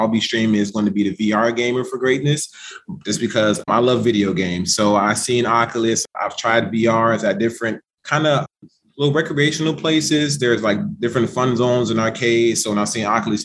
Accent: Chicago, Illinois, United States; I'm from Chicago Public Schools. I graduated salutatorian of my high school class in the south side of Chicago

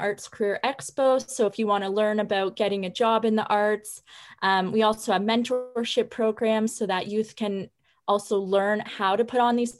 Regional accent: Waterloo, Ontario, Canada; moved away as an adult; now in Kingston, Canada; I'm actually from the Waterloo area, but I'm in my third year at Queen's

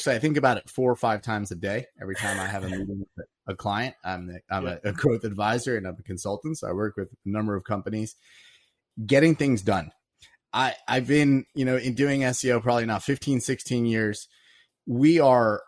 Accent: East Coast, United States; moved away as an adult; also born or lived in Silicon Valley; I was originally from the East Coast and I moved out to Silicon Valley

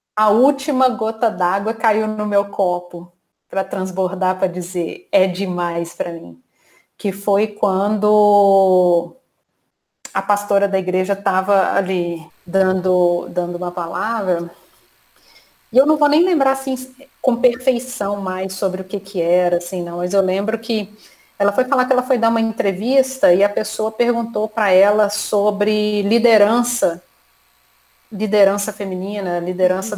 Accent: Minas Gerais, Brazil; moved away as an adult; now in Rio de Janeiro, Brazil; eu sou mineira, estou aqui no Rio já há 10 anos

